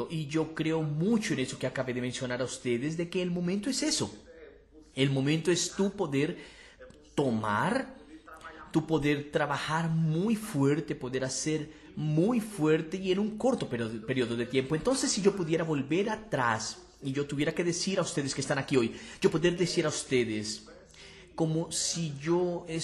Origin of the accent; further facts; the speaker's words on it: Fortaleza, Ceará, Brazil; Para quien no me conoce, soy de Fortaleza, hará ya emprendo desde 2006.